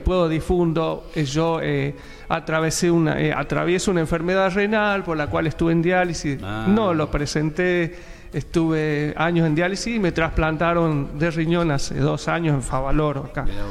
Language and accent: Spanish; San Fernando del Valle de Catamarca, Catamarca, Argentina; moved away as an adult; also born or lived in Córdoba; now in Buenos Aires, Argentina; Yo soy de la capital, de San Fernando del Valle de Catamarca, y bueno, este, toda mi vida viví ahí